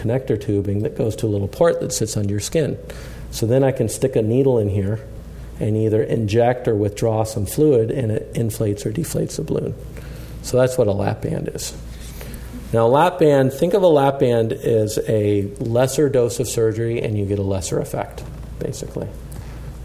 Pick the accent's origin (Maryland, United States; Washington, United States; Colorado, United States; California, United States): Colorado, United States; I grew up in Colorado